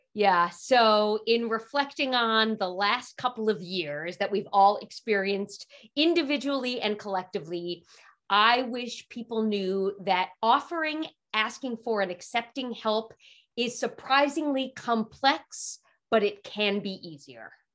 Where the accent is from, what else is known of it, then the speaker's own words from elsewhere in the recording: New York City, New York, United States; I grew up in Manhattan